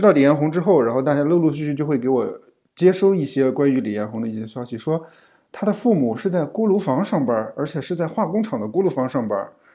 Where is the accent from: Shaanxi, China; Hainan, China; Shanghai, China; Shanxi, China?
Shanxi, China; Yangquan; 作为一个羊圈人